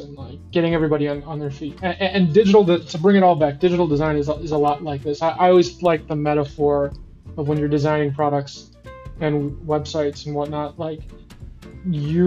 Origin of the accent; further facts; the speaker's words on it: Chicago, Illinois, United States; I'm from Chicago. I live in Chicago. I do my work in Chicago. And, I'm at the age where I was pretty much growing up during the Bulls